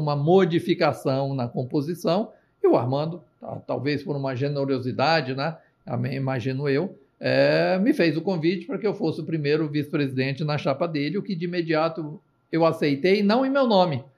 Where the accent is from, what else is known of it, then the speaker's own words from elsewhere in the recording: Itu, São Paulo, Brazil; Eu sou um corretor de seguros do interior. Eu sou de Itu